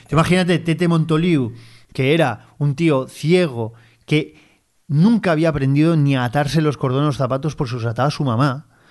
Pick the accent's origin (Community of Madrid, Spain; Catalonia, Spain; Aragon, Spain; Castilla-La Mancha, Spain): Catalonia, Spain; Barcelona; yo como barcelonés